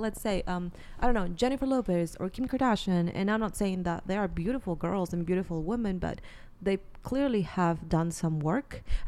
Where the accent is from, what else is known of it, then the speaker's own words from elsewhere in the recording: Peru; moved away; I'm from Peru. So not only I have a few friends there, but my family is there